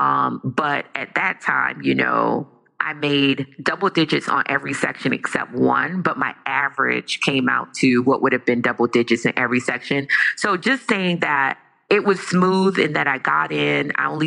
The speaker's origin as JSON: {"language": "English", "country": "Jamaica", "said": "I am Jamaican"}